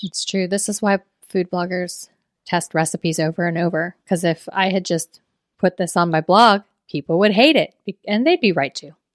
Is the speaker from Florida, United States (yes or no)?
yes; South Florida, United States; I'm from South Florida.